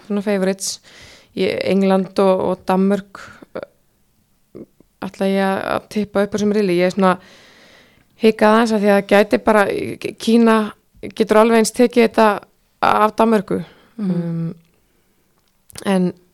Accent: Iceland; við Íslendingar

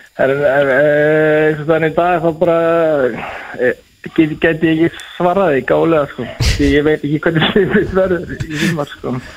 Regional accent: Breiðdalsvík, Eastern Region, Iceland; born or raised there; moved away; also born or lived in Seyðisfjörður

